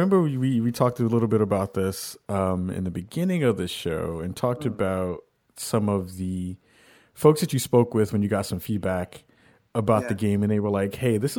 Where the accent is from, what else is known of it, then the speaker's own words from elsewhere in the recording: New York City, New York, United States; I grew up in a rough neighborhood.